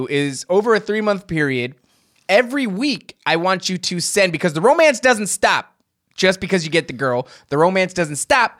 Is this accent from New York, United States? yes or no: no; New Jersey, United States; Hey, I know I'm from New Jersey.